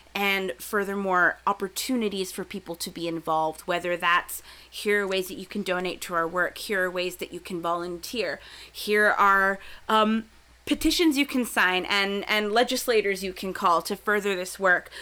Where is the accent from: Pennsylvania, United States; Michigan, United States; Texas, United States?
Texas, United States; South; I grew up in South Texas, And it, we lived right on the border